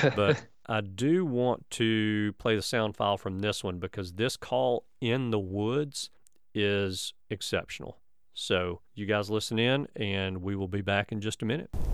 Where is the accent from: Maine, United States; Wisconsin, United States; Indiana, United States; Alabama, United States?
Alabama, United States; my home state